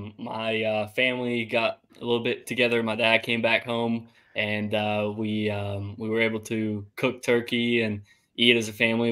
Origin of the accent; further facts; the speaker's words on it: Italy; now in Greenville, United States; I grew up and I'm from Italy. Both my parents are from Italy.